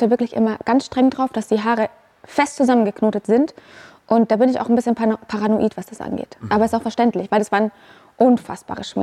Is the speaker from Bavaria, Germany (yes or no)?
yes; Unterschleißheim, Bavaria, Germany; Also ich bin in Unterschleißheim aufgewachsen. Das ist ein Vorort von München.